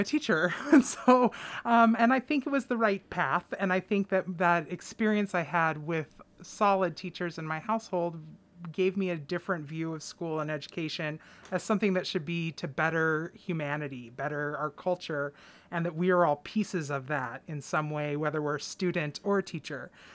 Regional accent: Clatsop County, Oregon, United States; I am somebody who was born and raised in Clatsop County

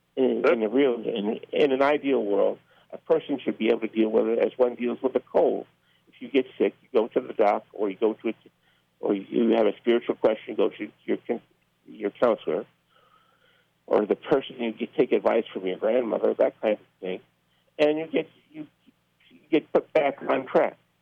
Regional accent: Newark, New Jersey, United States; moved away as an adult; I grew up in Newark, New Jersey

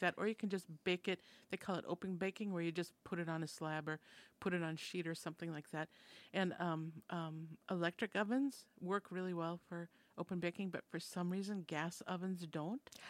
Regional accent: Minnesota, United States; I'm from Minnesota, and that's a Scandinavian settled society

